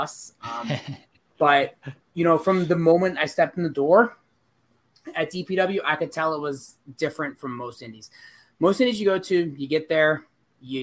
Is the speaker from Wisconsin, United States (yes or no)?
no; Akron, Ohio, United States; I was wrestling Fred Rosser for AIW in my hometown or in Akron